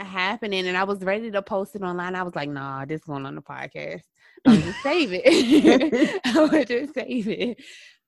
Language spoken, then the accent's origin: English; the South, United States; growing up in the South